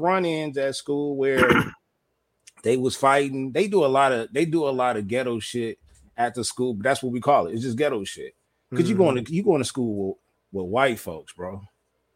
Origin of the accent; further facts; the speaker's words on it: Los Angeles, California, United States; I stayed off at 80th and San Pedro.